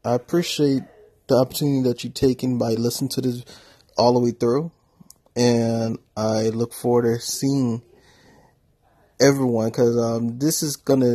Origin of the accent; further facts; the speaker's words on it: New Orleans, Louisiana, United States; moved away; also born or lived in Atlanta, Georgia; I was born in New Orleans, Louisiana, and I lived in poverty.